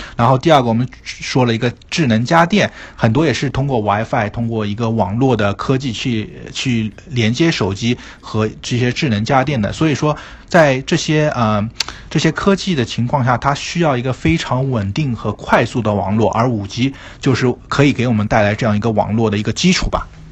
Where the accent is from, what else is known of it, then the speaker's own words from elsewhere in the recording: China; 作为一个中国人